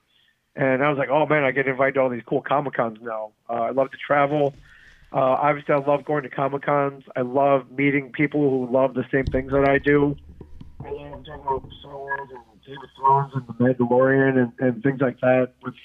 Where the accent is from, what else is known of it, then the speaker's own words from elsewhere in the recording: Michigan, United States; moved away; my home state of Michigan